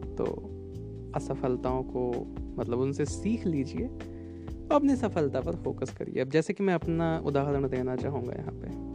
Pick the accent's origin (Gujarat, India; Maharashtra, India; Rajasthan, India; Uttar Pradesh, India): Uttar Pradesh, India; मैं यूपी से बिलोंग करता हूँ उत्तर प्रदेश से